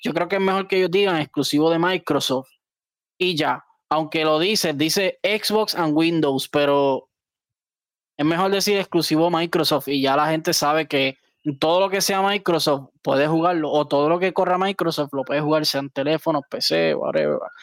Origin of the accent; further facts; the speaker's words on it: Puerto Rico; nosotros somos territorio de los Estados Unidos